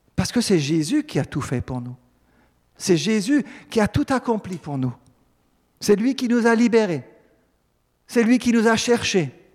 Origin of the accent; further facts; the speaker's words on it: Alsace, Grand Est, France; en tant que bon Alsacien